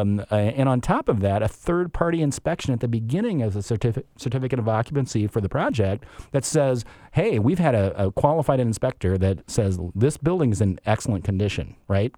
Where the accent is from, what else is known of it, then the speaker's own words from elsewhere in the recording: Chicago, Illinois, United States; moved away as an adult; also born or lived in Madison, Wisconsin / Midwest; now in Seattle, United States; we were Chicago, uh, o-, originally